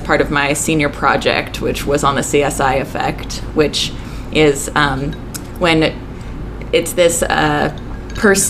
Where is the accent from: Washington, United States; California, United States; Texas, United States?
California, United States; I grew up in California